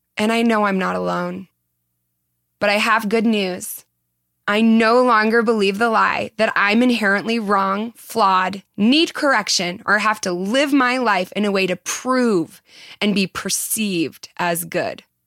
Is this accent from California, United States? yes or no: yes; Southern California, United States; accent: Valley Girl; I was born in Southern California and have been accused of having a Valley Girl accent